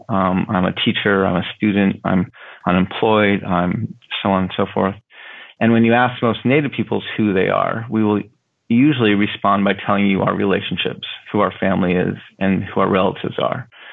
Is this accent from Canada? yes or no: no; United States; also born or lived in Denver, Colorado / Navajo reservation; I grew up in a in a border town to the reservation, and I grew up um, near my Navajo grandparents